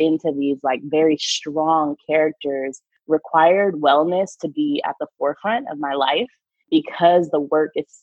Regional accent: Bay Area, California, United States; also born or lived in Boston / New York; my mom got a fellowship at Stanford University when I was 5. So for most of my life, I lived in the Bay Area

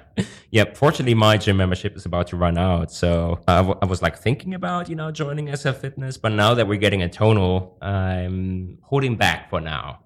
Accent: Germany; moved away as an adult; also born or lived in Hong Kong; I'm originally from Germany

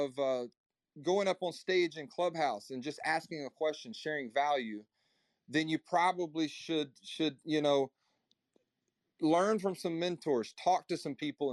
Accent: Nashville, Tennessee, United States; I'm from Middle Tennessee, Nashville

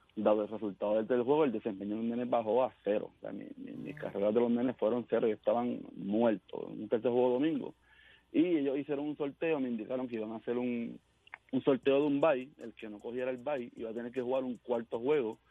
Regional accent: Caguas, Puerto Rico; yo soy de Cagua

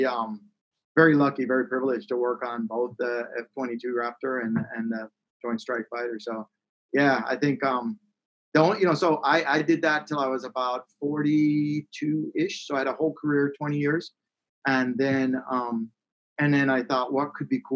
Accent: Jamaica; moved away; I was born in Jamaica and like in the rural, I grew up in the rural hills of Jamaica

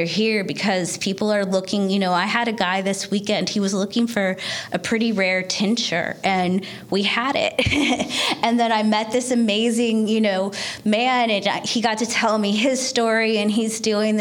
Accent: Northern California, United States; moved away as an adult; also born or lived in Seattle; now in Baltimore, United States; I was born and raised in Northern California, and then college in Seattle, and then straight over from Seattle to Baltimore

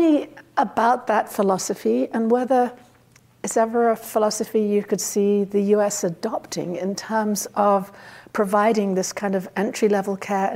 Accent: United Kingdom; now in United States; I grew up in Britain.

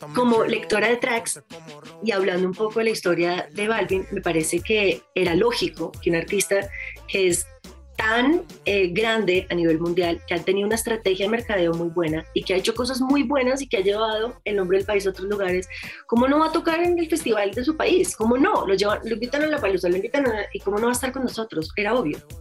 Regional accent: Colombia; somos súper colombianos

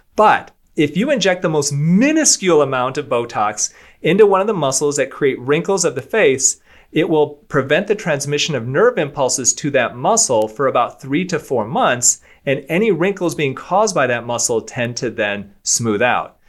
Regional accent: Michigan, United States; I'm from Michigan as well. I'm from a small town of Michigan

